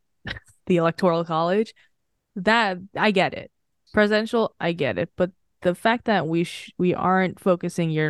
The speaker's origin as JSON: {"language": "English", "country": "Philippines", "said": "I'm Filipino."}